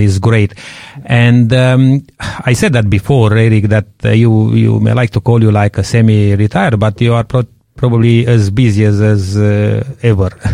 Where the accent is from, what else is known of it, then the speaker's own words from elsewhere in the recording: Romania; moved away; growing up in Romania